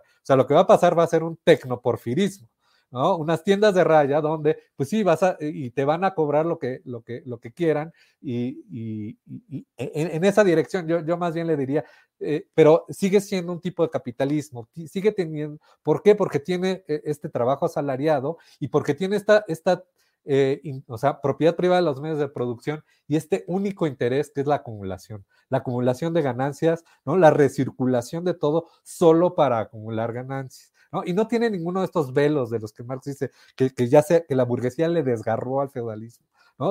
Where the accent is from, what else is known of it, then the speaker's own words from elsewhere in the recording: Mexico City, Mexico; ambos somos de la Ciudad de México